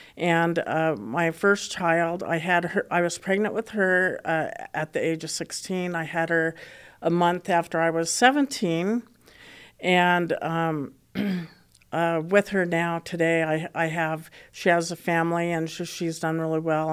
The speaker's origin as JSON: {"language": "English", "town": "Boulder", "region": "Colorado", "country": "United States", "tie": "born or raised there", "said": "I did, uh, grow up in Colora-, here in Colorado, and I grew up in Boulder, Colorado"}